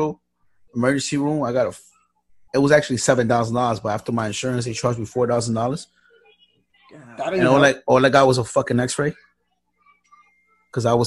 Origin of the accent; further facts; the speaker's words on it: New York, United States; I'm from New York